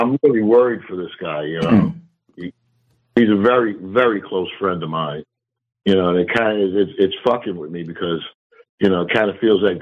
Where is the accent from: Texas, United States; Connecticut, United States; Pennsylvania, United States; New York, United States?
New York, United States; New York City; I'm from the Bronx.